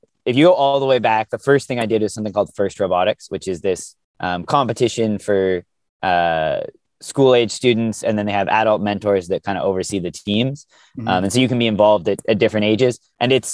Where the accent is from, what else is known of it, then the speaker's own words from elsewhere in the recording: Canada; I grew up in Canada